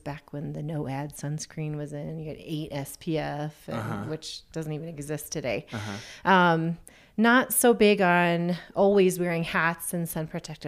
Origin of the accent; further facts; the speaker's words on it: Iowa, United States; now in San Luis Valley, Colorado, United States; I'm from Iowa